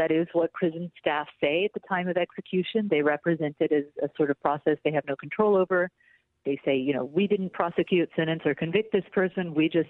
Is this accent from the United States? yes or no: yes; Texas, United States; I'm actually from Texas, so I remember quite a bit of this being on the news growing up.